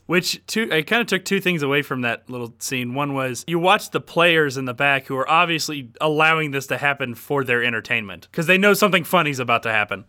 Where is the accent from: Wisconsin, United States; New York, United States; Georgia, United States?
Georgia, United States; Atlanta; also born or lived in Cumming, Georgia; I'm still a very large Atlanta Braves fan, given that we grew up in Atlanta